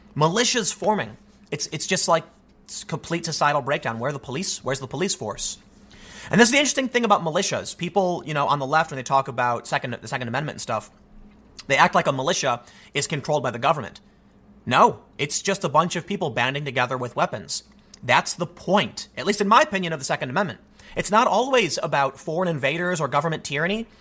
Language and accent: English; Chicago, Illinois, United States; grew up in Chicago